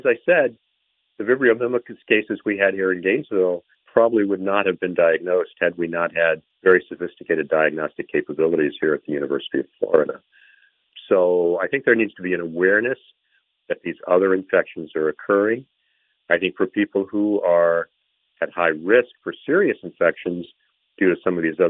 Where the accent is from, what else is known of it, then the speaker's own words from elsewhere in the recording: Bangkok, Thailand; my first experience with cholera was when I was a child growing up in Bangkok, Thailand